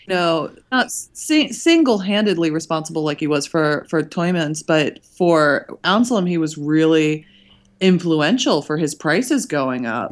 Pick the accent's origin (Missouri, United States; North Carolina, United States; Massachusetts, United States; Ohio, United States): Ohio, United States; Cincinnati; my hometown of Cincinnati